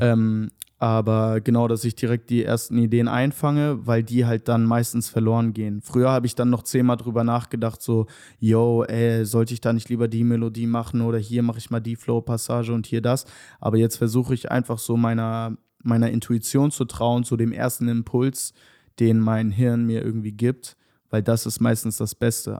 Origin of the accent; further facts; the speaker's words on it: Hanover, Lower Saxony, Germany; moved away as an adult; now in Berlin, Germany; ich komme aus Hannover ursprünglich. Ähm, genau, ich bin da geboren und aufgewachsen